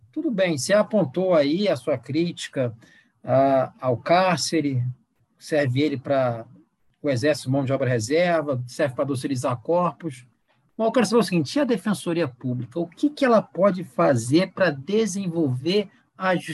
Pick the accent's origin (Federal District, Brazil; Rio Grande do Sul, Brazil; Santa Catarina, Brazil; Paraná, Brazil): Federal District, Brazil; Brasília; Não, não, não sou de São Paulo, não, por favor, eu sou de Brasília